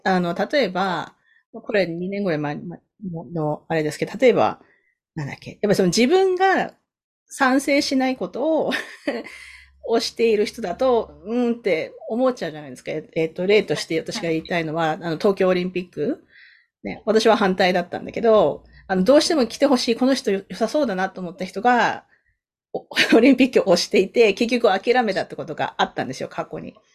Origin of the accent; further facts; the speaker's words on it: Sasebo, Nagasaki, Japan; now in Canada; 私長崎県の佐世保出身なんですけど